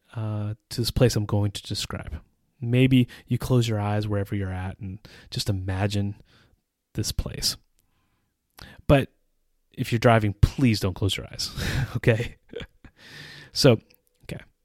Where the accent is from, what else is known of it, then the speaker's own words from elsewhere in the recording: United States; moved away as an adult; now in Czech Republic; As an American who has lived in the Czech Republic for almost twenty years